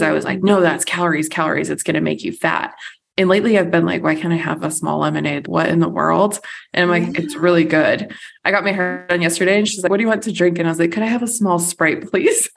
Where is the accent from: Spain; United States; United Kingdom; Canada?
United States; first language English; as an American